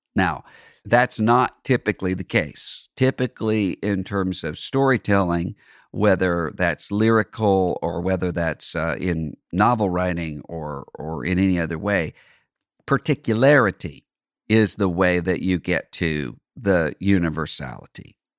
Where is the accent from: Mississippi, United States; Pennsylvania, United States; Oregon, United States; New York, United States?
Mississippi, United States; grew up very poor in my home state of Mississippi